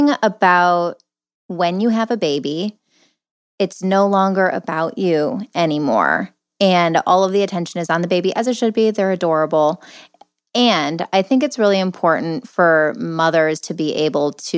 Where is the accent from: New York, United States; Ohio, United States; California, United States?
Ohio, United States; Cleveland; I'm from Cleveland